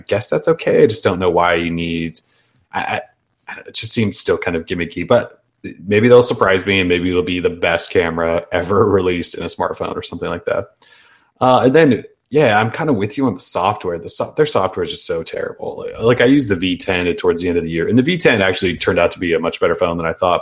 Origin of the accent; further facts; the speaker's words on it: United States; we're American